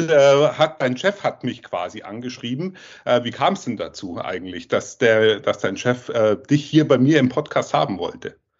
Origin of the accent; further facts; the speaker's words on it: Southern Germany, Germany; ich bin jetzt aus dem Süden von Deutschland, wie ihr ja wisst und auch hört